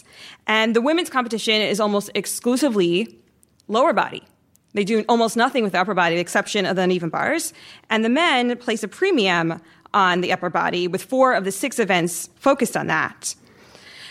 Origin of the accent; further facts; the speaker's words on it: New York City, New York, United States; born and raised in Brooklyn